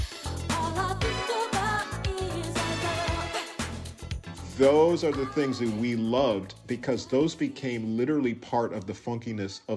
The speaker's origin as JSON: {"language": "English", "town": "Minneapolis", "region": "Minnesota", "country": "United States", "tie": "born or raised there", "also_born_or_lived": "Los Angeles", "moved": "yes", "said": "growing up in Minneapolis, first of all, we grew up in a very white town"}